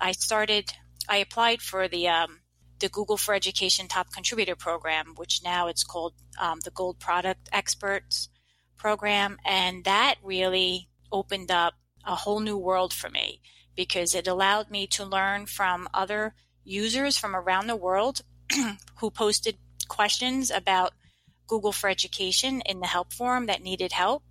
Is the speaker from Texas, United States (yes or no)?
no; New Jersey, United States; I'm from New Jersey.